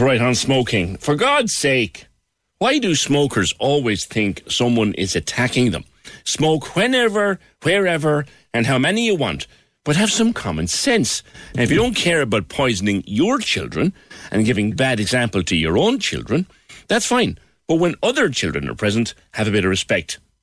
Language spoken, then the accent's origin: English; Ireland